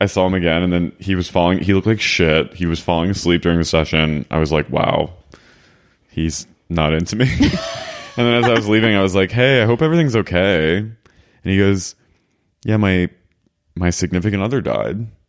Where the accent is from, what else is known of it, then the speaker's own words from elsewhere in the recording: Philadelphia, Pennsylvania, United States; I'm from Philly